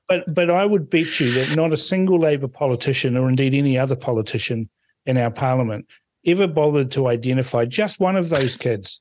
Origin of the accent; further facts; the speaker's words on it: Suva, Central Division, Fiji; now in New Zealand; I was born in Suva